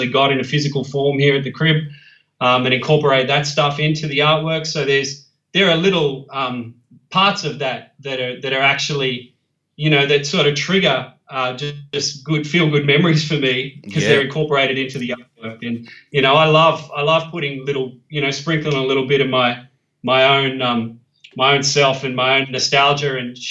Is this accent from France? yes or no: no; Parkes, New South Wales, Australia; now in Sydney, Australia; I grew up in Parkes in the central west of New South Wales, so it's a small country town